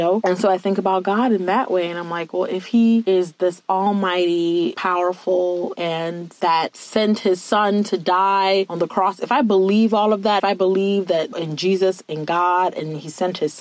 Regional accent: Virginia, United States; moved away as an adult; now in Ohio, United States; I'm from Virginia, and I had to move from Virginia to Ohio

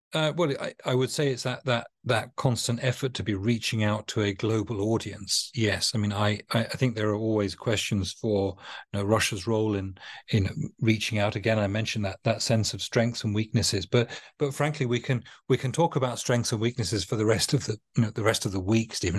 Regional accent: United Kingdom; a Brit that thinks of, of, of maritime power as integral to our, our culture

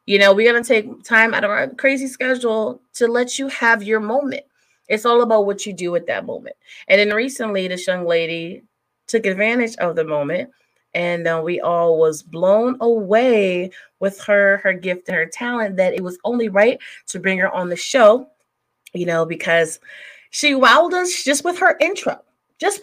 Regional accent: Bel Air, Maryland, United States; I'm from Bel Air. Okay. I love Cali. I'll come in. No, Maryland.

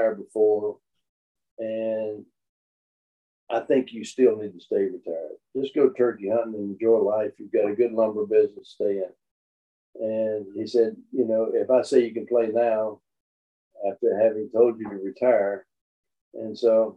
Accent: North Louisiana, United States; also born or lived in Ruston, Louisiana; growing up in North Louisiana

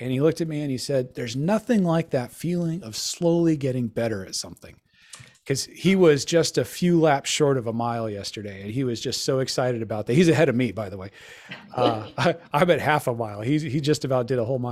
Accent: Colorado, United States; I grew up in Colorado

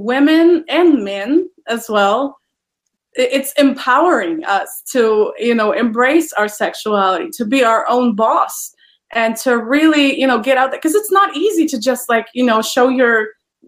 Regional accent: Poland; English is a second language; moved away as an adult; now in United States; I am originally from Poland, and I immigrated to the United States in 2017

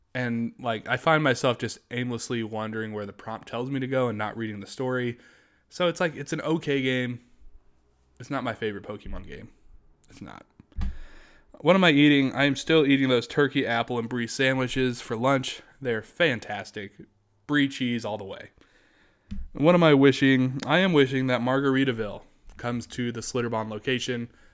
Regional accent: United States; I'm just an American

